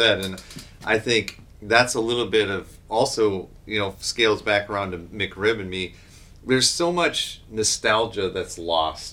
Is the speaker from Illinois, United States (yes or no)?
yes; just south of Chicago, Illinois, United States; Just south of Chicago